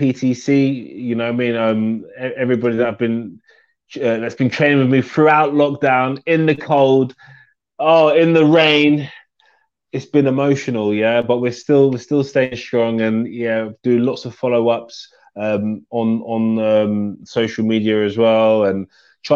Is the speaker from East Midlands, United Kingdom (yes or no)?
no; London, United Kingdom; my hometown